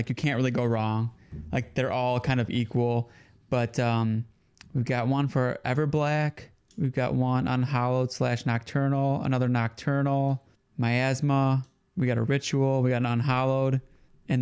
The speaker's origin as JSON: {"language": "English", "town": "Detroit", "region": "Michigan", "country": "United States", "said": "we're from Detroit"}